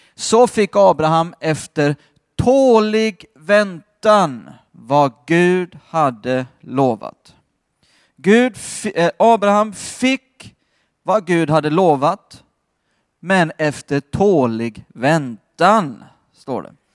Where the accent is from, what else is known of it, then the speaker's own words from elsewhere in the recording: Skåne, Sweden; Jag har vuxit upp i Skåne